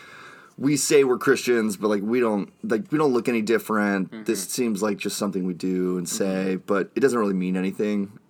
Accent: Dallas, Texas, United States; I'm from Highland Park in Dallas, Texas. I was just kind of a church kid, honestly, growing up

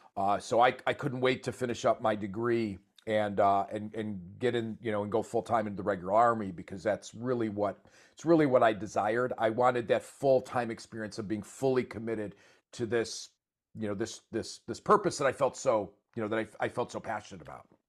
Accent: Buffalo, New York, United States; moved away; I grew up in Buffalo, New York

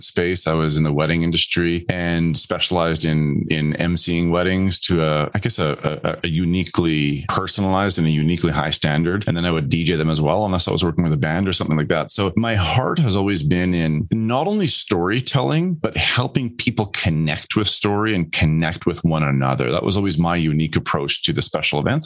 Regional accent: Canada; also born or lived in Netherlands; I was born in the Netherlands and moved to Canada when I was just 4 weeks old.

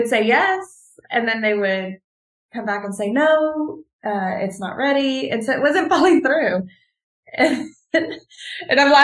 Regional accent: Texas, United States; moved away as an adult; also born or lived in Hawaii / Mexico; I grew up in Texas

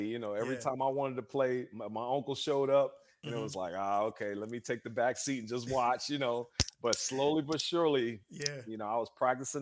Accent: Philadelphia, Pennsylvania, United States; moved away as an adult; now in Atlanta, United States; Growing up in Philly

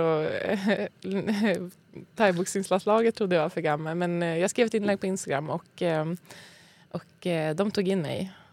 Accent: Skellefteå, Västerbotten County, Sweden; moved away as an adult; now in Stockholm, Sweden; Född och uppvuxen i Skellefteå. Så sen flyttade jag till Stockholm när jag var typ, jag vet inte. 25

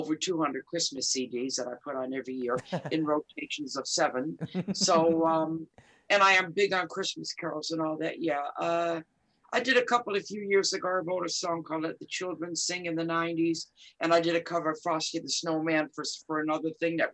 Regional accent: Detroit, Michigan, United States; I was born and raised in Detroit

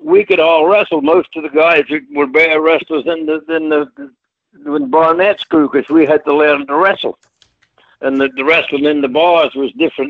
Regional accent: Kirriemuir, Scotland, United Kingdom; moved away; also born or lived in Australia; I was born in a place called Kirriemuir, Scotland.

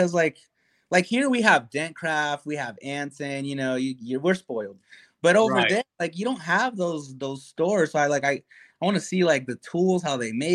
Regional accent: São Paulo, Brazil; moved away as an adult; also born or lived in United States; now in Denver, United States; I'm originally from Brazil, like, of course, like we're talking, but I came here to the U.S. When I was five, went back to Brazil when I was 12, and then when I was 19, I came back to the U.S.

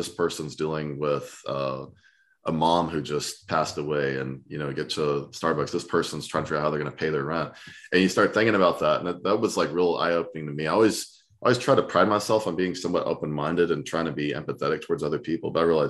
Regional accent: Southern US, United States; You know, being a Southerner, my blood starts pumping.

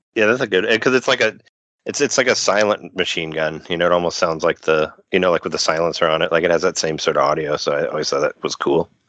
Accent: Illinois, United States; I'm from Illinois

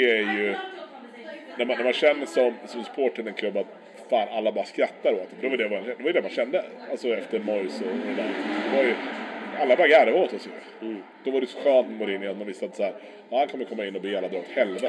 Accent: Sweden; som svensk

